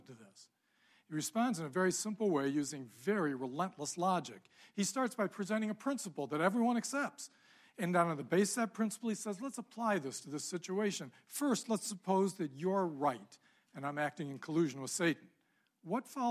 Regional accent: Ann Arbor, Michigan, United States; I grew up in Ann Arbor

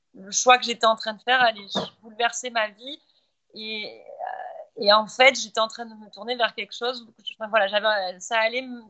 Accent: Montpellier, Occitania, France; moved away as an adult; now in Qatar; je suis française de Montpellier, donc méditerranéenne

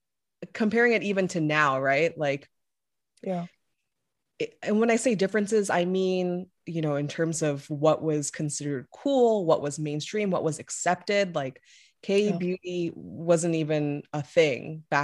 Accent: the South, United States; obviously we grew up together in the South. And so he was also one of the only Korean kids in his school.

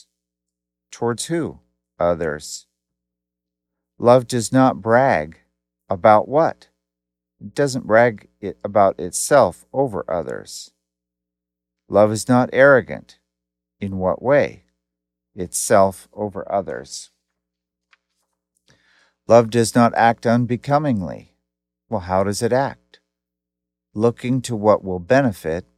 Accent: Portland, Oregon, United States; I grew up in Portland, Oregon

